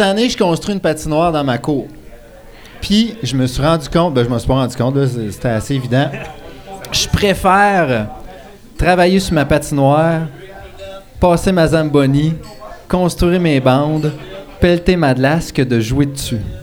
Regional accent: D'Alembert, Quebec, Canada; je viens du duché de D'Alembert

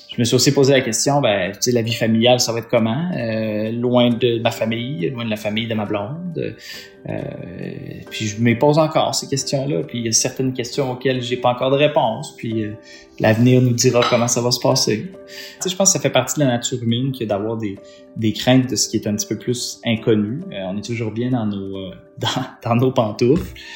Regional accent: Estrie, Quebec, Canada; moved away as an adult; now in Matane, Canada; je viens de l'Estrie

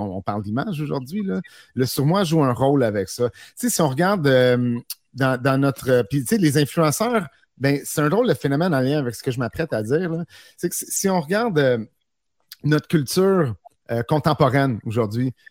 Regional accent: Quebec, Canada; je suis un Québécois

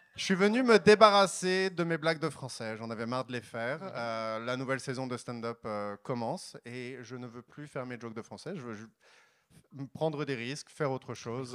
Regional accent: France; moved away as an adult; also born or lived in Paris; now in Montreal, Canada; je suis français, pour de vrai. français. J'habite à Montréal, avant j'habitais à Paris

